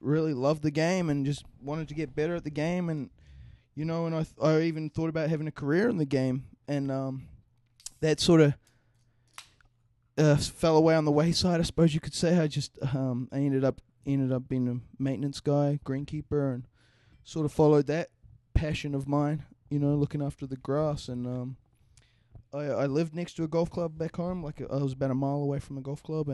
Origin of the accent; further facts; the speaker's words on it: New Zealand; I'm from the land down under